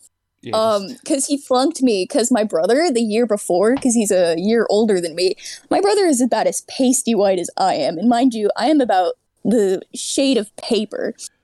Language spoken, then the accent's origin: English; Virginia, United States; moved away as an adult; now in California, United States; I grew up in Virginia. I moved to Cali recently.